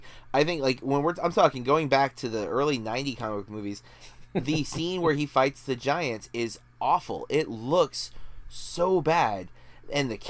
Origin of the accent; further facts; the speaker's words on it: United States; as an American